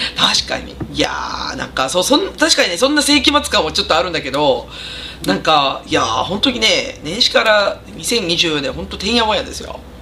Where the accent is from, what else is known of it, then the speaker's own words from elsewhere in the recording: Katsuyama, Fukui, Japan; now in Gifu, Japan; 私ほら北陸出身なんで